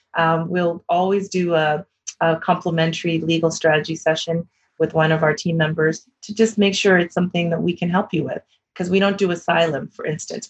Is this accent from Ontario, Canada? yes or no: no; Vancouver, British Columbia, Canada; I'm originally from Vancouver, which is where I grew up